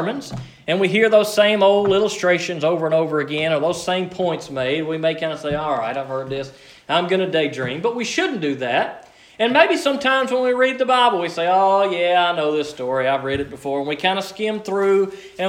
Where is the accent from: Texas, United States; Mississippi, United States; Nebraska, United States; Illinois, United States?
Mississippi, United States; Liberty; I'm from Liberty, Mississippi